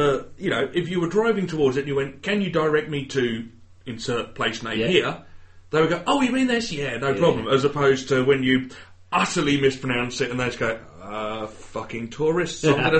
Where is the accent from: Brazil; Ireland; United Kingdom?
United Kingdom; England; Being English